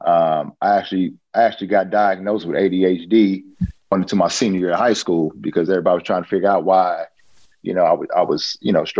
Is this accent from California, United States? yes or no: yes; Oakland, California, United States; I'm originally born and raised in Oakland, California.